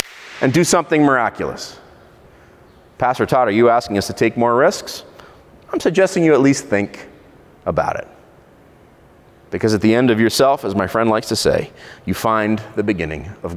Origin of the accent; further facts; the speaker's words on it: Israel; in Israel, where I grew up